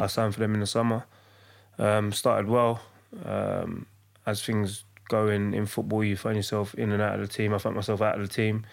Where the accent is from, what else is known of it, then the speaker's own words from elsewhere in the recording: London, United Kingdom; also born or lived in Hackney; from East London. I grew up in, in Hackney and I was raised in Leyton